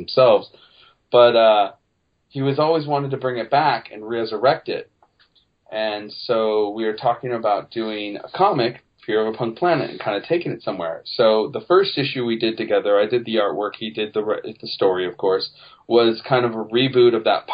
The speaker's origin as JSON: {"language": "English", "town": "Petaluma", "region": "California", "country": "United States", "tie": "born or raised there", "said": "my hometown of Petaluma, California"}